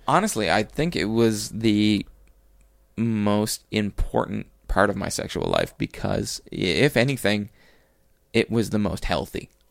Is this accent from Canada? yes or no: yes; Cape Breton, Nova Scotia, Canada; moved away; I grew up in Cape Breton.